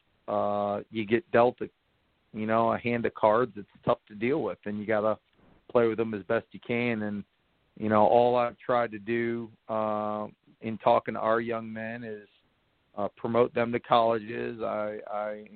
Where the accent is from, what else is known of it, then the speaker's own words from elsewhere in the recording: Cleveland, Ohio, United States; moved away as an adult; now in Greenville, United States; I'm from Cleveland, Ohio. I went to Mentor High School